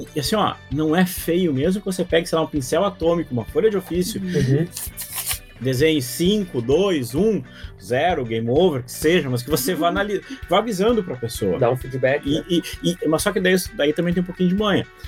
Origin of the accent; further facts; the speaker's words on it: Brazil; eu sou brasileiro